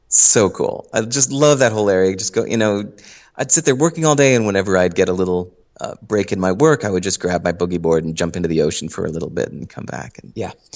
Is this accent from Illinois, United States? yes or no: yes; Hinsdale, Illinois, United States; moved away as an adult; also born or lived in New York City; now in Santa Monica, United States; I grew up in Hinsdale, Illinois